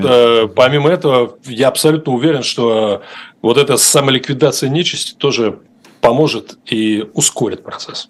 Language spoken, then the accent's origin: Russian; Russia; now in United States; Я сказал, что из России